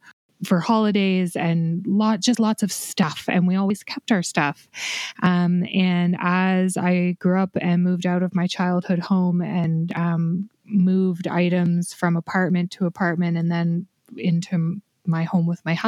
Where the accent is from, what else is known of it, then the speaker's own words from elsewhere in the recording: Canada; my home country of Canada